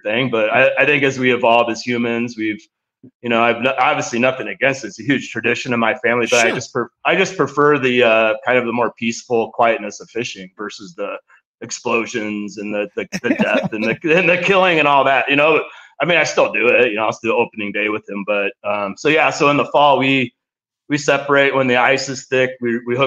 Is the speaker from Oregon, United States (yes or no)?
no; Nebraska, United States; growing up in Nebraska